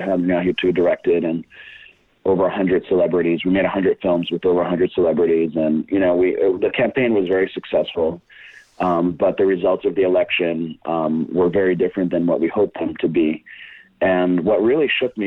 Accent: Brazil; moved away as an adult; also born or lived in Boston, Massachusetts, United States / San Francisco, United States; now in Los Angeles, United States; And then when I was 8 years old, we moved to Brazil. So I lived most of my life in Brazil up until 24

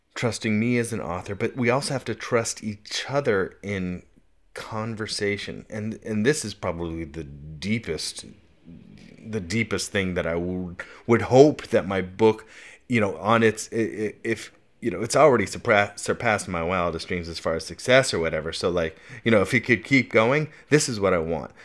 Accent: Mount Diablo, East Bay, California, United States; I grew up on Mount Diablo here in the East Bay, and that is my mountain

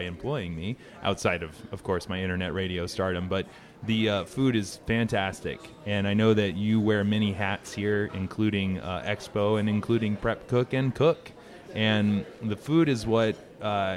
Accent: Vinings, Georgia, United States; also born or lived in Sandy Springs; I grew up in Vinings until fifth grade

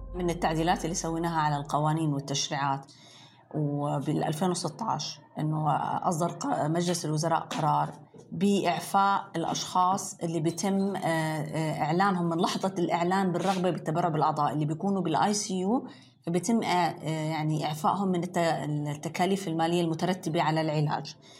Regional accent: Jordan; عندنا في الأردن

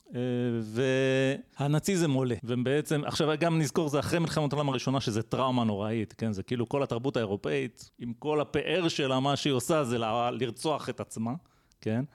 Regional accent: Israel; כשאנחנו גדלנו גם בישראל

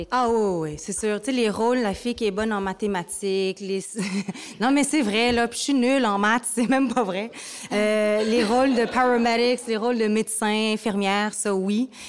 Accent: Vietnam; je ne suis pas japonaise, je suis vietnamienne.

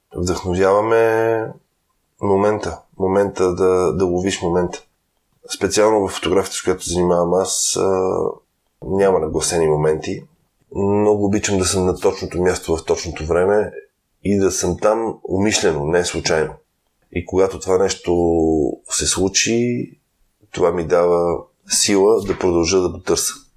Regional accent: Bulgaria; съм българин

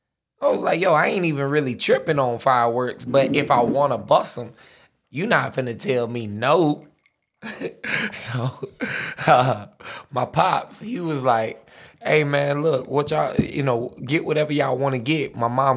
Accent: United States; I'm American, bro. Gotta have a glizzy.

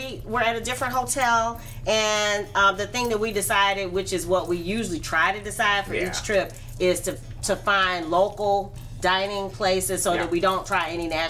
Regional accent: New York, United States; I'm from New York and I love New York

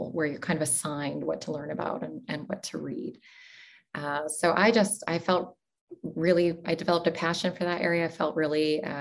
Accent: Portland, Oregon, United States; moved away as an adult; also born or lived in United Arab Emirates / Doha, Qatar / Pittsburgh; now in Eugene, United States; I was born and raised in Portland, Oregon.

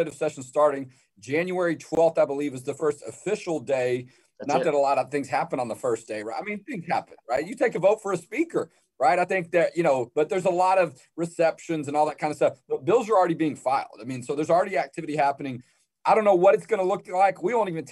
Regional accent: Houston, Texas, United States; I'm originally from Houston

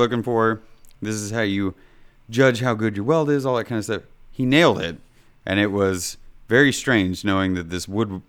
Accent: Kansas City, Kansas, United States; I am originally from Kansas City, Kansas, in a small little town

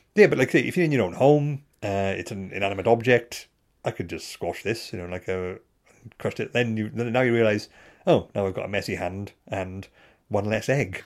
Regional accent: Bridgend, Wales, United Kingdom; I'm from Bridgend

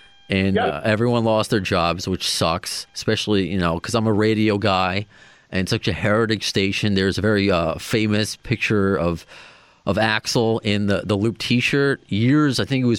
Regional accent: Long Island, New York, United States; I'm from Long Island. I'm working in New York City right now. I'm in Tribeca.

